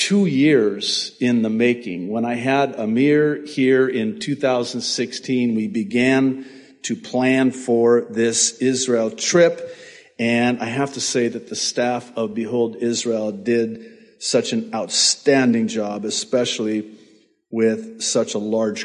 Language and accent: English; Beirut, Beirut Governorate, Lebanon; now in United States; I was born in Beirut, Lebanon